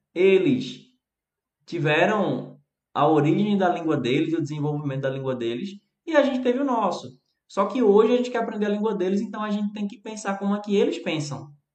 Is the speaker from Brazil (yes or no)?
yes; Recife, Pernambuco, Brazil; Eu falo de um jeito e eu sou aqui do Recife, que é eu poderia dizer extremo nordeste